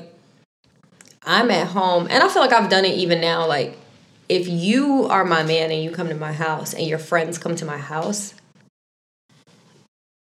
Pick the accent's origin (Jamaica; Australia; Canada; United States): Jamaica; I'm Jamaican